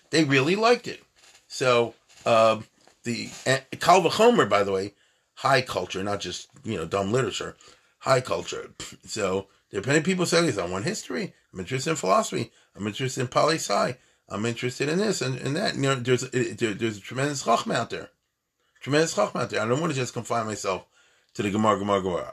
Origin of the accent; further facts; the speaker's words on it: United States; I'm American too